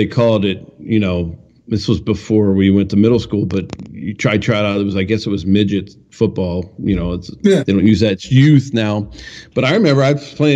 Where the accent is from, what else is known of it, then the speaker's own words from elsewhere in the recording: Pennsylvania, United States; We had the fire whistle in our small town when I grew up in Pennsylvania